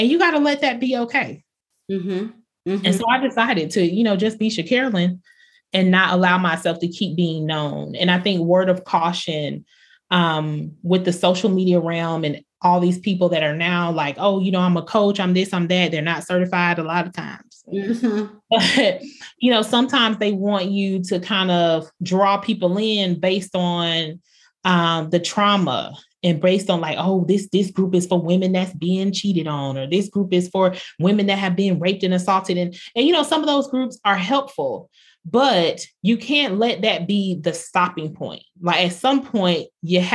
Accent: Bartow, Florida, United States; I was from Polk County, Florida, small town, Bartow

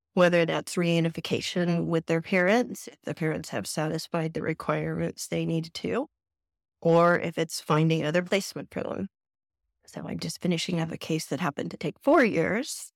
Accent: Southern California, United States; moved away as an adult; now in San Antonio, United States; I am originally from Southern California

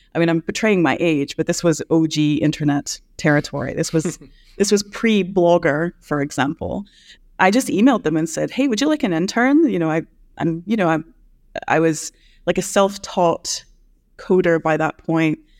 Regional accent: United States; now in Edinburgh, United Kingdom; as an American

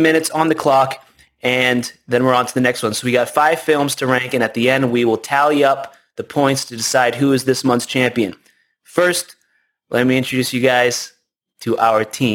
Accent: New Zealand; I was born in New Zealand

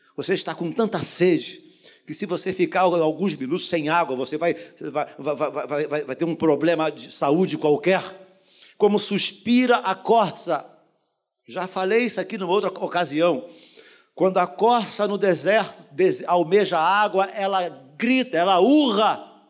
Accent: Brazil; nascido e criado no Jardim Metrópolis

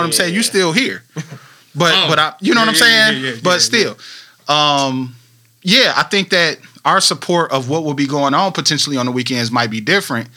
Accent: Flint, Michigan, United States; I was from Flint, and for me, the D was 25 minutes to the east, but it was still relatively foreign

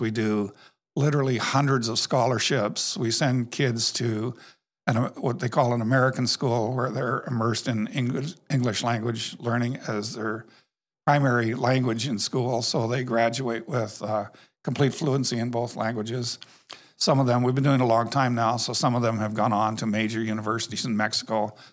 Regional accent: Canada; moved away; I grew up in Canada

